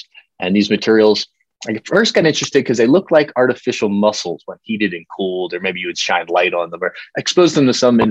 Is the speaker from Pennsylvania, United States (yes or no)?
yes; York, Pennsylvania, United States; moved away as an adult; also born or lived in Colorado; now in Denver, United States; I grew up in Pennsylvania, York, Pennsylvania